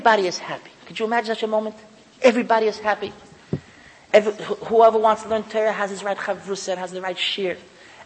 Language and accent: English; United States; I'm an American